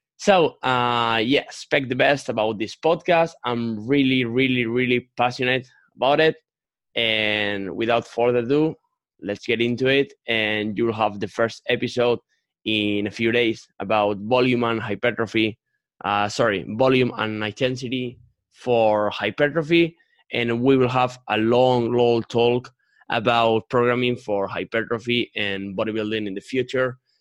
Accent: Spain; English is a second language; I'm 22 years old, and I'm from Spain.

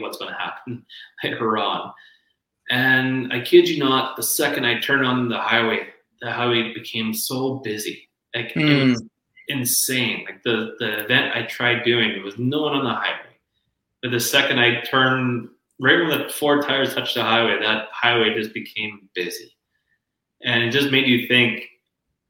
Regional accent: Lloydminster, Canada; Lloydminster, my hometown

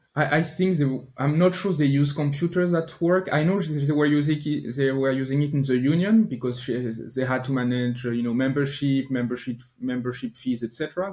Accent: Normandy, France; now in near Paris, France; I grew up in France, but I lived in Normandy, so most no, northwestern part of France, not not in Paris

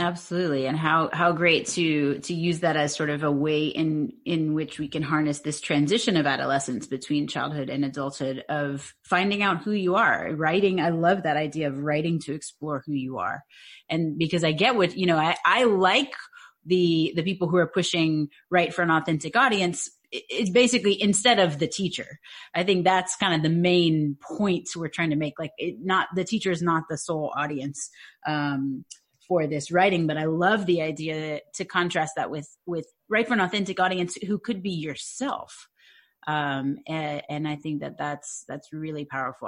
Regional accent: Louisiana, United States; I'm from Louisiana.

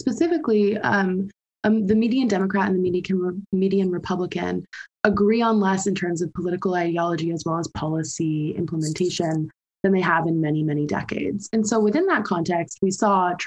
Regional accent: United States; moved away; I am an American who's been abroad

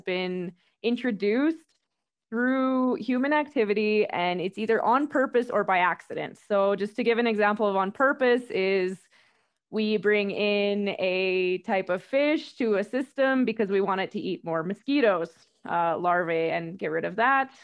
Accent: Whitehorse, Yukon, Canada; moved away as an adult; also born or lived in Calgary, Canada; now in Quito, Ecuador; I am from, originally from White Horse, Yukon, pretty far north

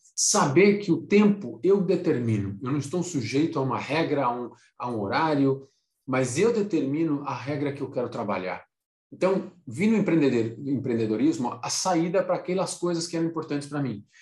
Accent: Brazil; saí do Brasil para trabalhar em consultoria, fiquei 10 anos, viajei em muitos países, três continentes, 10 anos de consultoria. Aí, quando eu voltei para o Brasil

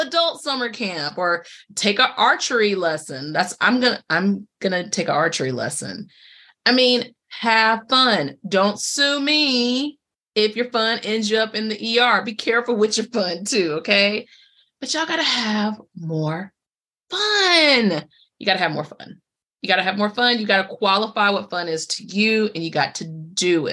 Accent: Durham, North Carolina, United States; I was born in Durham, but I grew up in Durham.

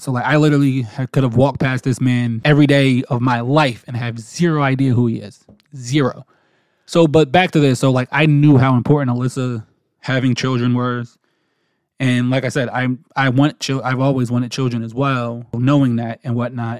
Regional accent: New Jersey, United States; moved away as an adult; now in North Carolina, United States; we were born and raised in New Jersey

